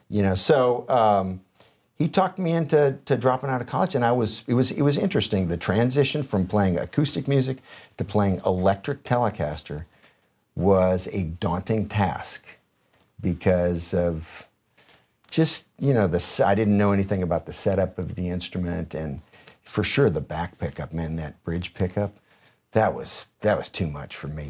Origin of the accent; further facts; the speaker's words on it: Detroit, Michigan, United States; also born or lived in San Jose area, California / Minnesota; we moved to Detroit from around the San Francisco, San Jose area of California, uh, to go to sixth grade